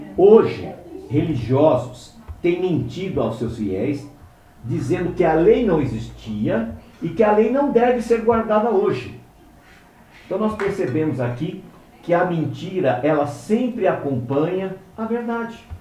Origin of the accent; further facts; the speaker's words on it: Brazil; nós brasileiros, aqueles que têm ascendência, como no meu caso, né, de judeus, nós estamos há 500 anos